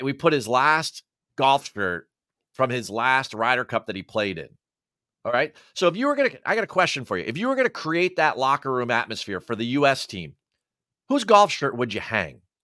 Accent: United States; as an American

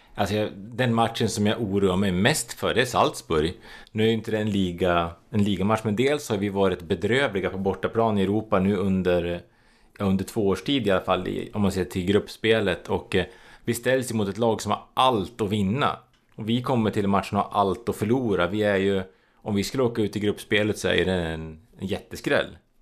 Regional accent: Sweden; vi svenskar

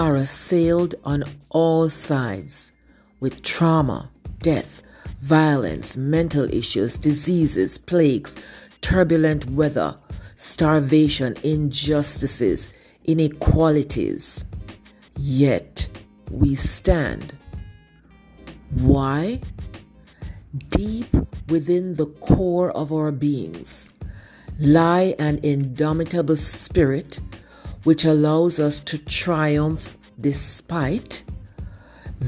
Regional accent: Jamaica; I learned in primary school growing up in Jamaica.

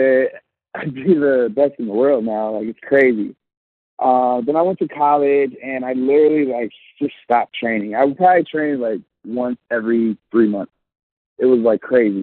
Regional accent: Chicago, Illinois, United States; also born or lived in Trinidad and Tobago (family ancestry); I'm from the suburbs of Chicago, west suburbs. I was born in Chicago

